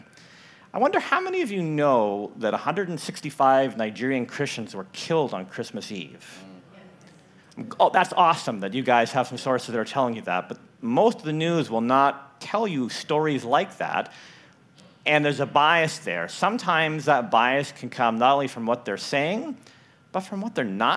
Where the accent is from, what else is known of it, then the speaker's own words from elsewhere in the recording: Richmond, Canada; moved away as an adult; also born or lived in northern Idaho; now in Idaho, United States; I grew up in Richmond. I come back now, and I don't recognize Richmond. So I have that Canadian perspective of growing up in Canada